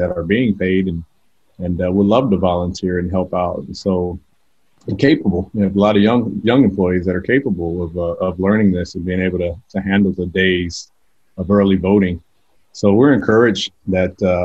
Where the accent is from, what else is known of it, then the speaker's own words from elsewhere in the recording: California, United States; moved away as an adult; also born or lived in Georgia; now in Atlanta, United States; I grew up in California